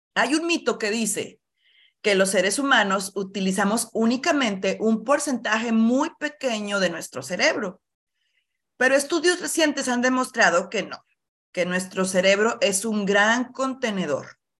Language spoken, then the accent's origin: Spanish; Monclova, Coahuila, Mexico; soy de Moncloa, Coahuila, del norte del país de México, cerca de Monterrey